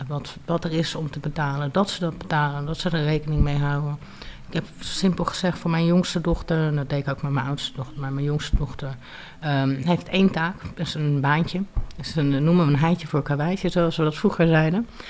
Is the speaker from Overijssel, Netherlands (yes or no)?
no; Leiden, South Holland, Netherlands; also born or lived in Groningen / United States / Dominican Republic / Portugal; ik ben geboren in Groningen. Eh, ik ben op mijn vijfde naar Leiden verhuisd samen met mijn moeder en met mijn vader. En eigenlijk heb ik eh, sindsdien in Leiden gewoond.